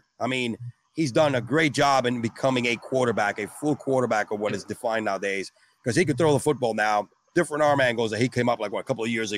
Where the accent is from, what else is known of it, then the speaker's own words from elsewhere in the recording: New York, United States; moved away as an adult; now in Florida, United States; I grew up in Brooklyn. You got to play ball to survive